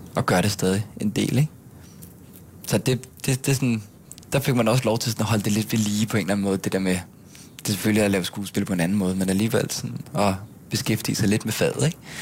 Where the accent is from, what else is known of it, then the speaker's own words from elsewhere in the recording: Gilleleje, Capital Region of Denmark, Denmark; moved away as an adult; also born or lived in Bornholm; now in Copenhagen, Denmark; så flyttede vi alle sammen til Gilei oppe i Nordsjælland, øh, hvor jeg så voksede op og gik i folkeskole, og gik på gymnasiet i Helsing